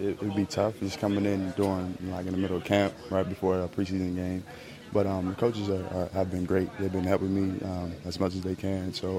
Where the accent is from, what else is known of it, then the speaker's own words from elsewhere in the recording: West Virginia, United States; I'm from the Midwest East Coast area. So I'm from West Virginia.